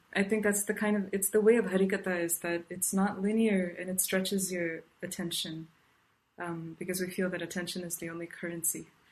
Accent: South India, India; now in Irvine, United States; I grew up in South India, and um, and right now I'm speaking to you from Irvine, California.

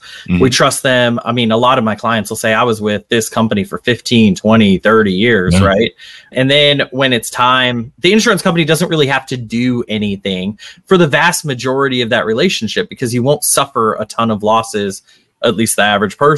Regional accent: Arlington, Texas, United States; moved away as an adult; also born or lived in Boston / New York; now in New Orleans, United States; grew up in a decent sized town in Texas, Arlington, right outside Dallas

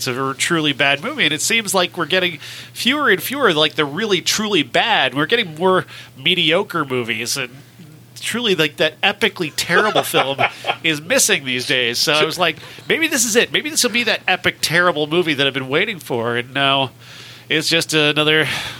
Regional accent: Iowa, United States; I'm from Iowa

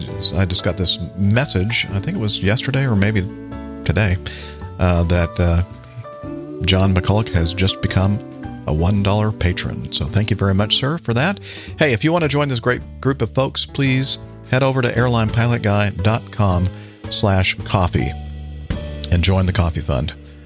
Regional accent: South Africa; yes, I'm originally from South Africa

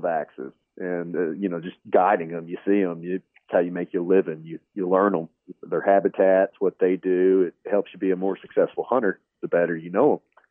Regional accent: Kentucky, United States; moved away as an adult; also born or lived in Illinois; now in Texas, United States; I'm just from Kentucky.

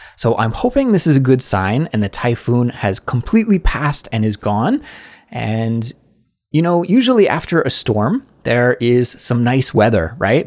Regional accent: Canada; now in South Korea; I'm a Canadian, but I'm living abroad in South Korea

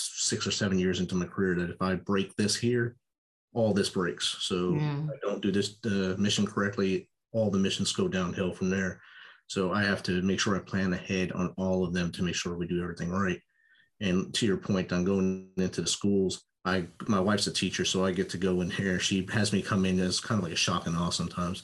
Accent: United States; also born or lived in New Jersey; I grew up Italian in New York and New Jersey

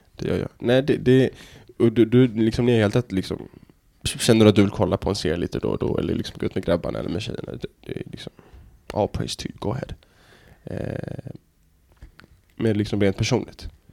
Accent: Helsingborg, Skåne, Sweden; moved away; also born or lived in United States / Norway / Dubai; Jag är liksom född och uppvuxen i Helsingborg

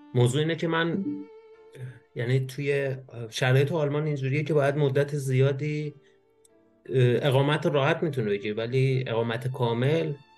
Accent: Iran; moved away as an adult; now in Germany; من وقتی از ایران اومدم بیرون

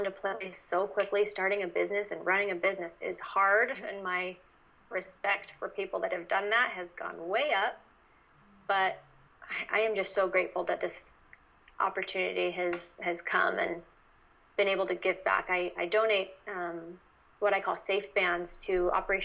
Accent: Utah, United States; moved away; I grew up in Utah

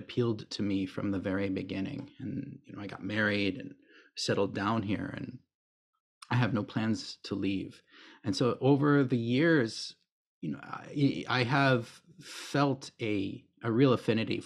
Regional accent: Kansas, United States; moved away as an adult; now in Yamaguchi, Japan; I'm originally from the United States. Of course, I'm from the state of Kansas, which is right smack dab in the middle.

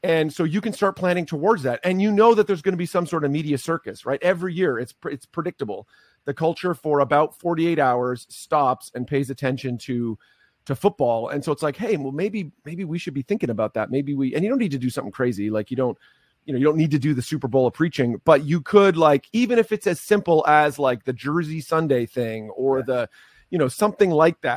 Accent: Canada; I am Canadian, don't hold it against me, although I mostly serve American churches.

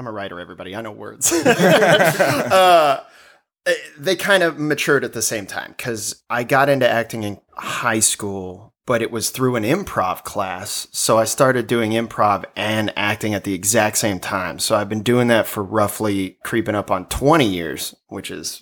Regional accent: Colorado, United States; moved away as an adult; also born or lived in Texas; now in Los Angeles, United States; I grew up in Colorado and lived there

